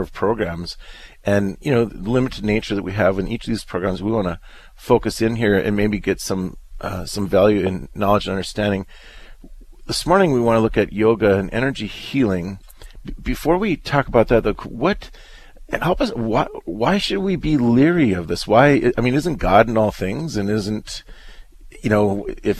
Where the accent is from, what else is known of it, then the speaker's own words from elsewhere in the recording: Lefor, North Dakota, United States; That, of course, is my hometown